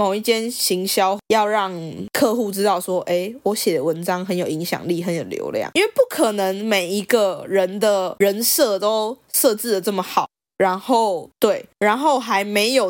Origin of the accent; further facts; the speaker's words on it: Taipei, Taiwan; 我爸妈都是台北人，然后我也是台北人哎，我是 A 开头的身份证字号。